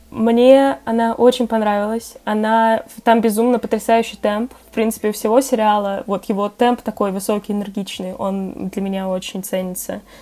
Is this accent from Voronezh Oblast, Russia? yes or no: no; Moscow, Russia; я как москвичка